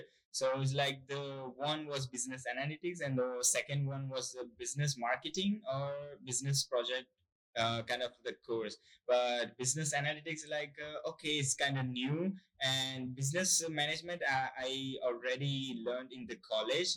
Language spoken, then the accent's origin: English; Gujarat, India; moved away as an adult; now in Kingston, Canada; I'm from India and the west part of India called Gujarat